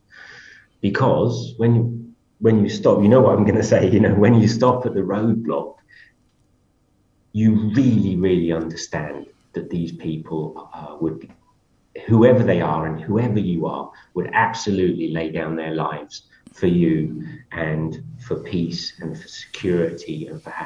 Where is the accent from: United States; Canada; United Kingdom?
United Kingdom; moved away as an adult; I come from Britain and I've been in Europe a lot.